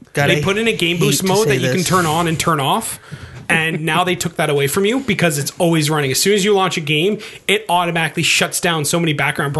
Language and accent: English; Canada; I'm Canadian.